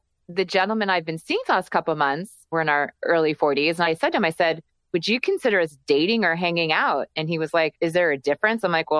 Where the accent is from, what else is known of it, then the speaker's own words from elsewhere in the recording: New Jersey, United States; moved away; I'm originally from New Jersey, been living out here for 20 plus some years